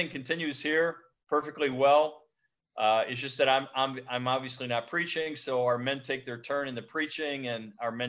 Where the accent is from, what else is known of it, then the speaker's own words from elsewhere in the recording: United States; moved away as an adult; now in Bingerville, Côte d'Ivoire; as an American pastoring in the States